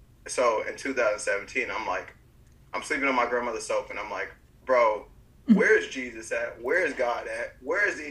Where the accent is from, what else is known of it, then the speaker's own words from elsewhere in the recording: Bryan, United States; moved away as an adult; also born or lived in Florida; I was living in my hometown of Bryan